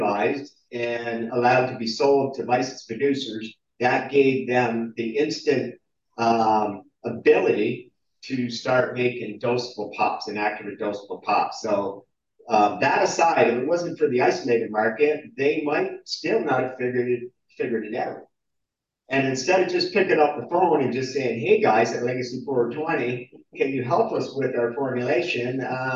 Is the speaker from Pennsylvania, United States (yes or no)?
no; New Jersey, United States; now in Canada; I grew up in New Jersey